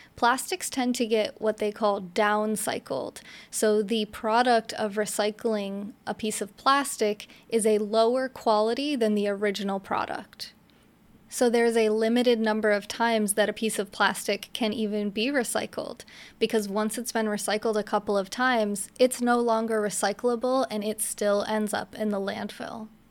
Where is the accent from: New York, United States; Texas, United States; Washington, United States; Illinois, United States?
New York, United States; upstate; moved away as an adult; also born or lived in New Jersey; now in Florida, United States; I grew up in upstate New York